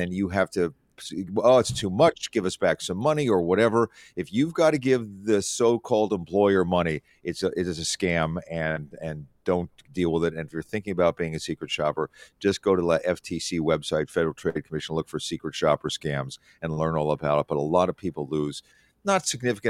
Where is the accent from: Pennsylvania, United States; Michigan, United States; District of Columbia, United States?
Pennsylvania, United States; Philadelphia; I remember going to Gimbel's as a kid because I grew up in Philadelphia